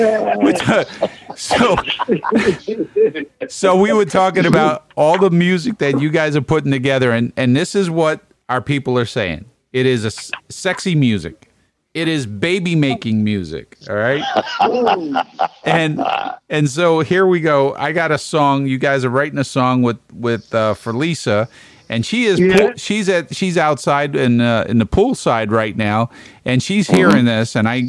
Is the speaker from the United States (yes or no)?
yes; New York City, New York, United States; I am from Brooklyn